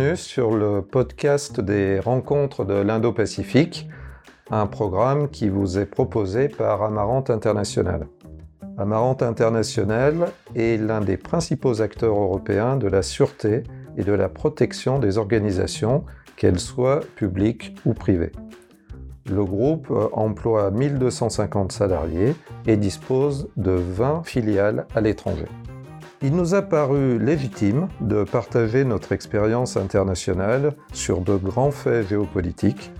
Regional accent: France; nous, par exemple, en tant que Français

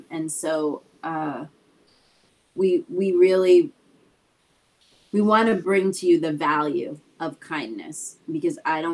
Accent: Boston, Massachusetts, United States; we grew up in Boston

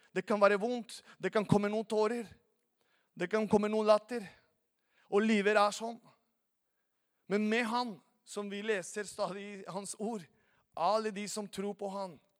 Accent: Venezuela; Norwegian is a second language; now in Norway; er opprinnelig fra Venezuela

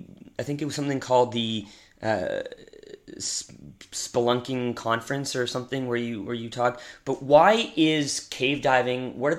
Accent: Victoria, British Columbia, Canada; I'm from Victoria, so I mean I don't mm-hmm. dive, but I grew up in that environment

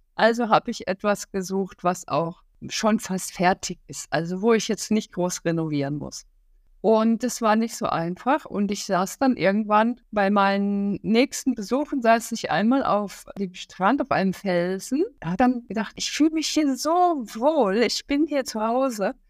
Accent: Hamburg, Germany; ich bin ja auch aus Hamburg

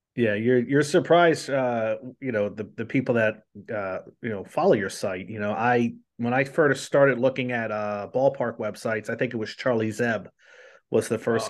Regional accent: Colonia, New Jersey, United States; I grew up in Colonia, New Jersey

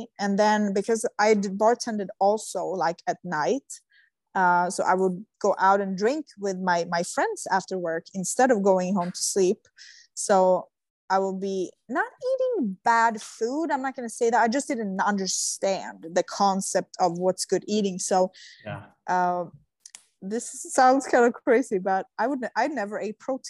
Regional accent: Sweden; moved away; I come from Sweden

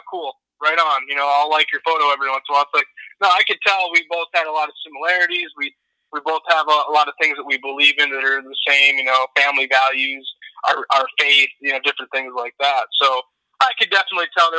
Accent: Minnesota, United States; moved away as an adult; also born or lived in Montana; now in Texas, United States; I grew up in Minnesota

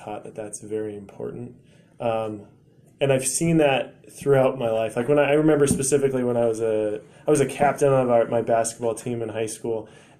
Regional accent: Pella, Iowa, United States; when I grew up in Pella, and there's a lot of tall people in Pella

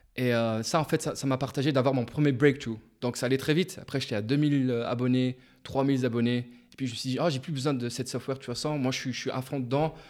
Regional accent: Luxembourg; j'ai grandi au Luxembourg. J'ai vécu toute ma vie, en fait

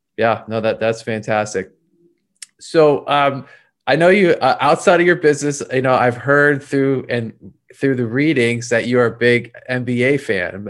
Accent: Philadelphia, Pennsylvania, United States; moved away; I'm actually from Philadelphia originally

